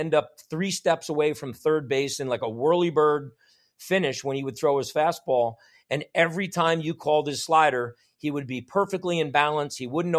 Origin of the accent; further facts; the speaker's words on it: New York, United States; also born or lived in New Jersey; growing up in New York, New Jersey, my dad, was a Marine in the Korean War